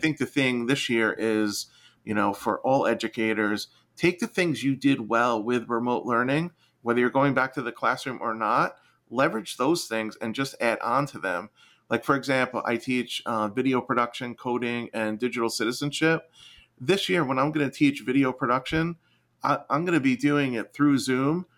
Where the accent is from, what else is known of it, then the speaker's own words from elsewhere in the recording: New Jersey, United States; I'm from New Jersey.